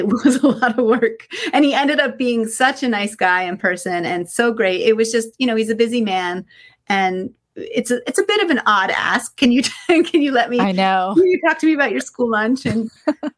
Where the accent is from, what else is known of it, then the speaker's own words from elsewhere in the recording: Cooperstown, New York, United States; I grew up in upstate New York, Cooperstown, New York.